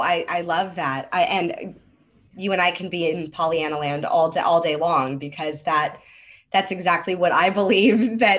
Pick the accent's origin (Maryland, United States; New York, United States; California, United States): California, United States; Hollywood; because I grew up in Hollywood, I didn't want to be a teacher.